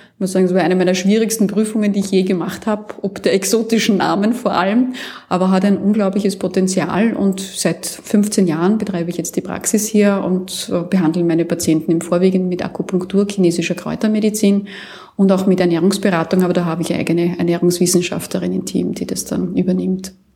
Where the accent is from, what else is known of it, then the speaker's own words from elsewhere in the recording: Austria; bei uns in Österreich